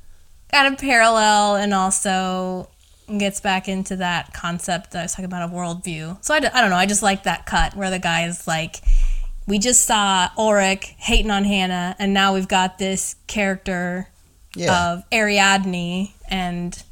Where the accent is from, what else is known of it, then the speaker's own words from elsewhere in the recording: Indiana, United States; my hometown or like Indiana